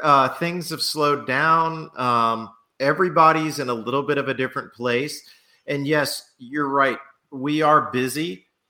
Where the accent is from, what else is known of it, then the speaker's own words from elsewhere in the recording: New Orleans, Louisiana, United States; moved away; I'm originally originally from New Orleans.